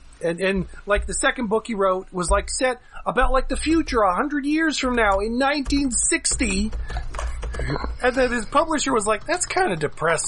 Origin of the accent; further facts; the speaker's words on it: New Jersey, United States; Well, I'm from Jersey.